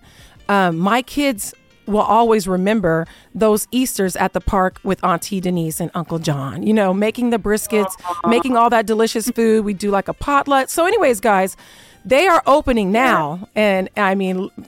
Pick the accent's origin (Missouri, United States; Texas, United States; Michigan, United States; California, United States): Texas, United States; moved away; I am originally from Texas